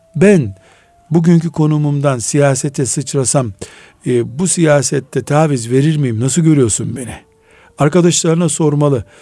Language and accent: Turkish; Black Sea Region, Turkey; Biz Karadeniz çocuğuyuz